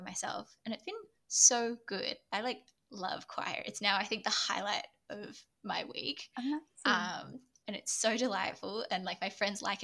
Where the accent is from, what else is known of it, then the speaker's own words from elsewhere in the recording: New South Wales, Australia; I grew up in New South Wales